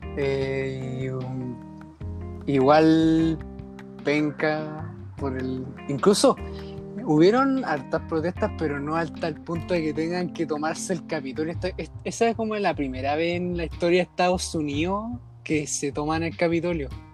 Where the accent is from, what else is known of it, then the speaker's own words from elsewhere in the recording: Santiago, Santiago Metropolitan Region, Chile; Yo soy de la RM, la región metropolitana.